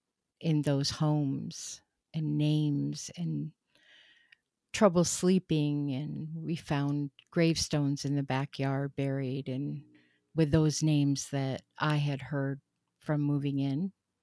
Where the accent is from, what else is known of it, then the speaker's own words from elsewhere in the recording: Rochester, New York, United States; born there; I was born in Rochester, New York, 1963. We moved several times in my life.